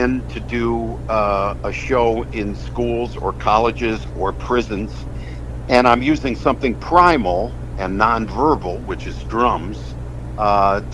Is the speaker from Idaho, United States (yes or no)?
no; West Hartford, Connecticut, United States; I'm from West Hartford